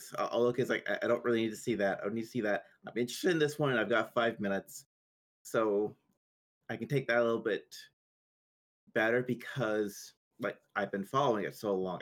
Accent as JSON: {"language": "English", "country": "Canada", "said": "I'm Canadian"}